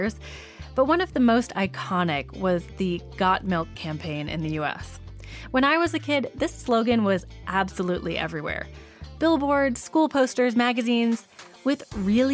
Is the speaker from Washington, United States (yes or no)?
no; Wisconsin, United States; I also grew up literally surrounded by milk. I'm from Wisconsin, the state known as America's